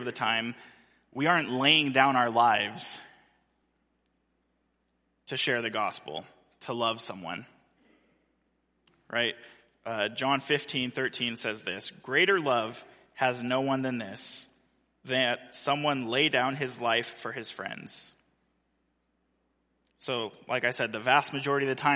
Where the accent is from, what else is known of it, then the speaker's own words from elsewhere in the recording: Central California, United States; moved away; the church that I grew up in Central California